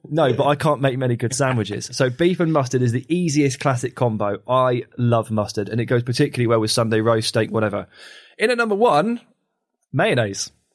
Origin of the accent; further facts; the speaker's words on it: England, United Kingdom; I'm English